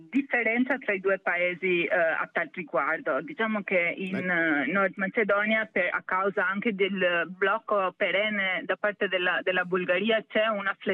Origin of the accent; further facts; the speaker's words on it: Albania; da albanese in questo caso direi che anche la questione del Kosovo è un'interpretazione chiara di cosa significa normalizzazione